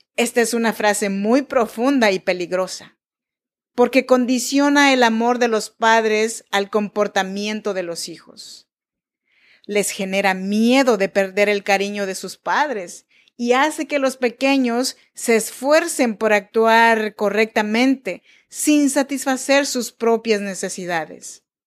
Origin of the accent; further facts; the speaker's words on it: Chinantla region, Oaxaca, Mexico; Yo nací en Oaxaca, México, en la región de Chinantecos